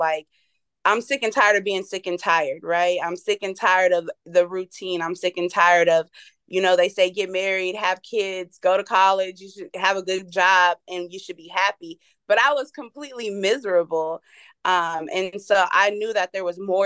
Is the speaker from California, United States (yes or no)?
yes; Fresno, California, United States; now in Las Vegas, United States; I was raised in Fresno, California, which is a small, crazy city in, I would say Central California, closer to Northern California. Born and raised there